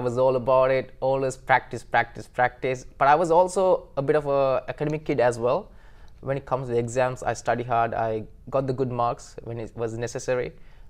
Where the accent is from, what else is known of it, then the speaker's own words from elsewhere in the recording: Sri Lanka; moved away as an adult; now in Tokyo, Japan; So I'm originally from Sri Lanka. I was born and raised in Sri Lanka. And I came from a middle class family.